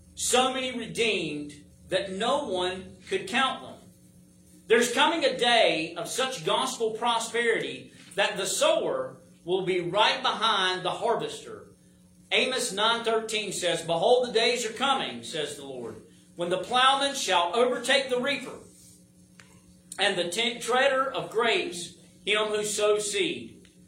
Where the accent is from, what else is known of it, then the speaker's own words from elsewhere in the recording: United States; I'm an American